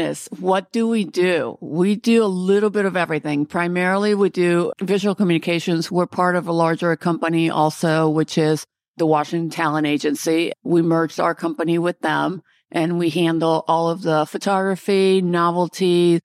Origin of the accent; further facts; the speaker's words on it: Peru; moved away; I'm originally from Peru.